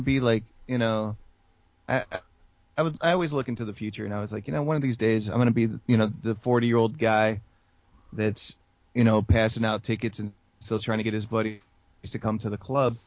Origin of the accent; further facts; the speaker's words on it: San Antonio, Texas, United States; San Antonio for me, it's funny because it's my hometown